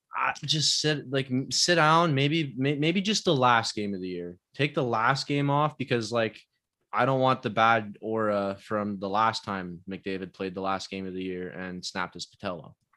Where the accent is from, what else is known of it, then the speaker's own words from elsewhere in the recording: Canada; I'm Canadian